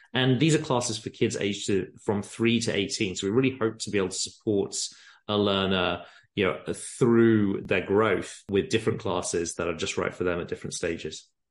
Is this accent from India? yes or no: no; England, United Kingdom; moved away as an adult; now in San Francisco, United States; I grew up in England, as you can probably tell from the accents